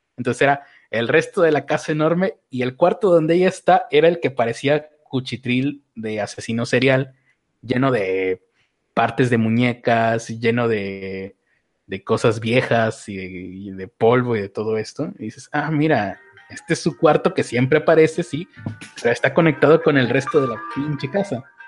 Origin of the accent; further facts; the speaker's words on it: Mexico; como mexicano